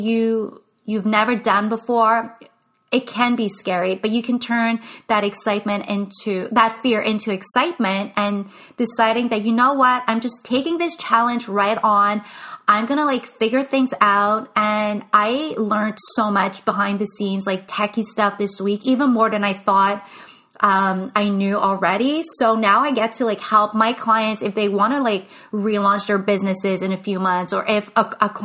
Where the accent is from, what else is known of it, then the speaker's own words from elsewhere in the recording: Canada; first language English; I am French Canadian. English is my first language